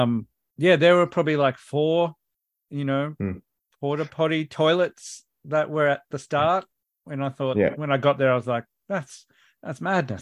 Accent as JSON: {"language": "English", "town": "Canberra", "region": "Australian Capital Territory", "country": "Australia", "said": "I'm from Canberra."}